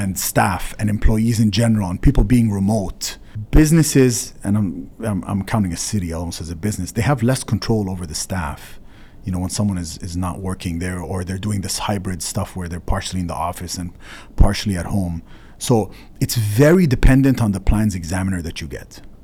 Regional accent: Canada; as a Canadian

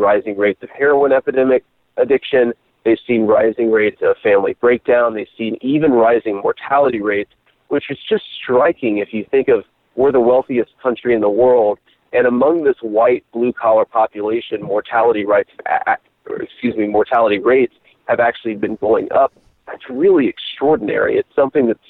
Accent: Middletown, Ohio, United States; moved away as an adult; growing up in Middletown

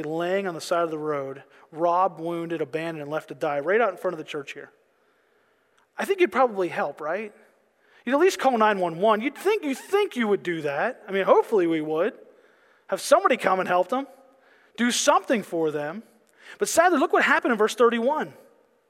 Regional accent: Pennsylvania, United States; I'm from Pennsylvania

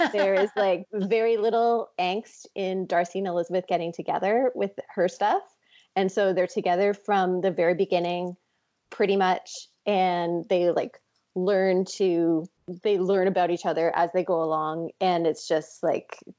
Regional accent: Toronto, Ontario, Canada; my hometown in Toronto

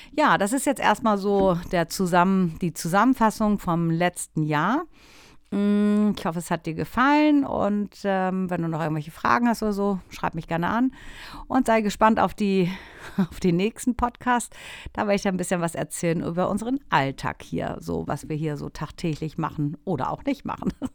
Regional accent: Germany; moved away as an adult; now in Italy; bei uns in Deutschland

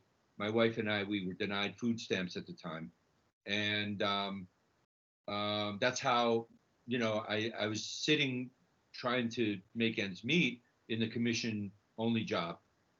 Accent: Santiago, Santiago Metropolitan Region, Chile; now in New York, United States; I'm originally from Chile. I was born in Santiago, and my family emigrated here.

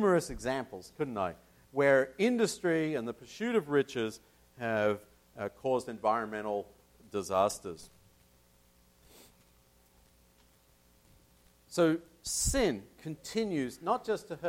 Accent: Tasmania, Australia; my home state of Tasmania

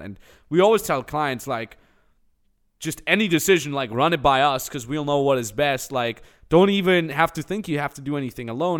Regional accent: Austria; moved away; I come from a five thousand people cow town in the Austin Alps

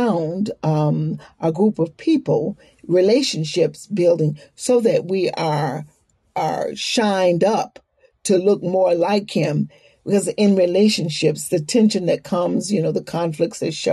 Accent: the South, United States; moved away; also born or lived in New York City; we had been walking down the streets of the South in my hometown, in the South

